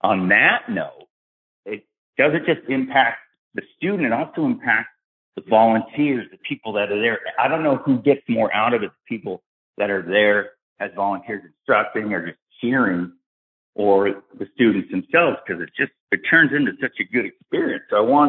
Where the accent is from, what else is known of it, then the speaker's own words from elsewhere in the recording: Tampa, Florida, United States; born there; I was born in MacDill. I'm in Florida right now. I was born over at MacDill in Tampa and grew up 17 years as a military brat.